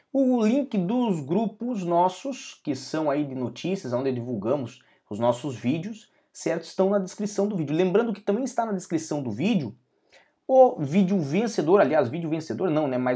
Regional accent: Brazil; Nós sempre falamos muito do caso do cidadão brasileiro, porque eu sou brasileiro

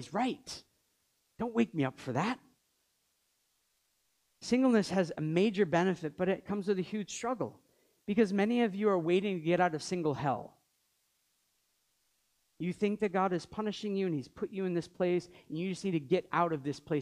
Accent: Maine, United States; now in Montreal, Canada; we grew up in Maine, known each other for many years, moved here

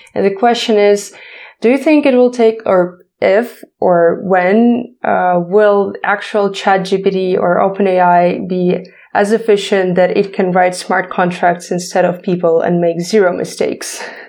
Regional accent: Ukraine; English is a second language; we're from Ukraine

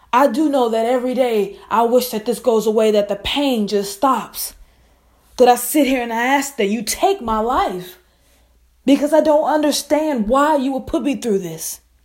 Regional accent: Biloxi, Mississippi, United States; my hometown, and state Biloxi, Mississippi

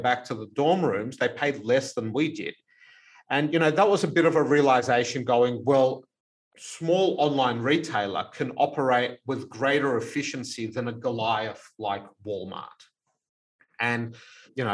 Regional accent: Melbourne, Victoria, Australia; we grew up in the Elsternwick Housing Commission flats here in Melbourne

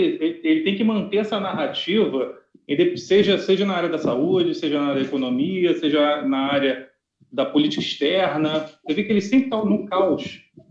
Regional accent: Rio de Janeiro, Brazil; eu e você, Catarina, somos cariocas

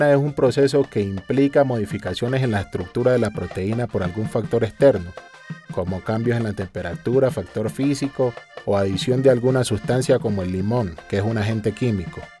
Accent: Barbacoa, Colombia; now in Cartagena, Colombia; Yo fui durante muchos años profesor de ciencias naturales allí en el pueblo donde nací, en Barbacoa. Pero por cosas de la vida decidí venirme para Cartagena y resulté metido en todo lo de la cocina.

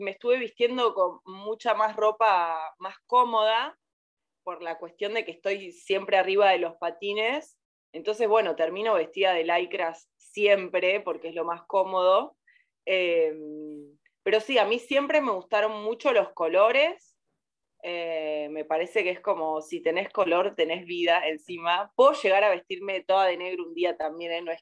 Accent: Córdoba, Argentina; Por ahí de, adolescente yo soy de Córdoba y me, vestía súper disfrazada

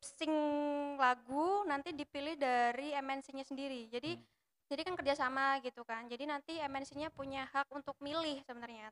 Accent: Java, Indonesia; Aku wong Jawa

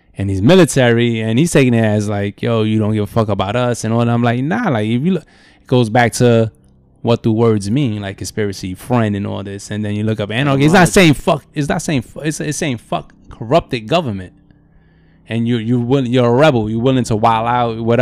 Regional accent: New York City, New York, United States; I grew up in Tompkins Projects

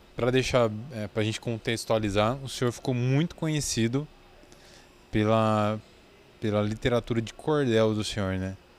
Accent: interior of São Paulo state, Brazil; eu sou aqui do interior de, do estado de São Paulo

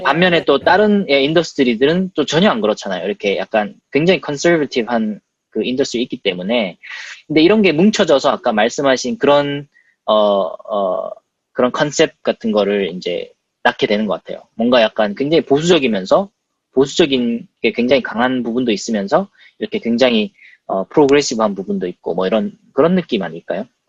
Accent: South Korea; moved away as an adult; now in United States; 저는 이제 한국에서 태어났고 한국에서 공부했고 그냥 정말 직장만 한국에 잡은 케이스인데

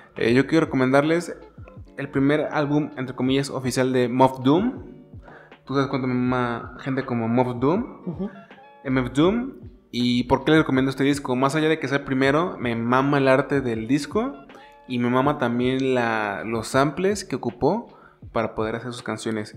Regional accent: San Luis Potosí, Mexico; Somos de San Luis Potosí

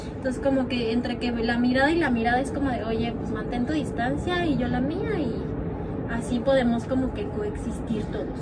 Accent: Mexico; now in Norway; nosotros somos mexicanos

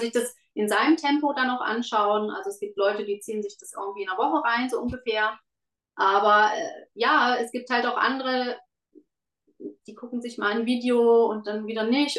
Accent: Germany; moved away as an adult; now in Switzerland; ich bin in Deutschland groß geworden

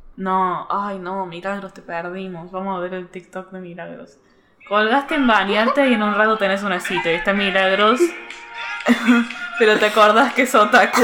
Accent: Córdoba, Argentina; accent: cordobés; yo soy de Córdoba

